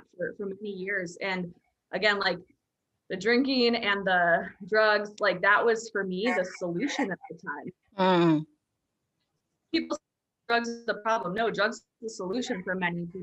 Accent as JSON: {"language": "English", "region": "Minnesota", "country": "United States", "tie": "born or raised there", "said": "where I grew up in Minnesota in a small town"}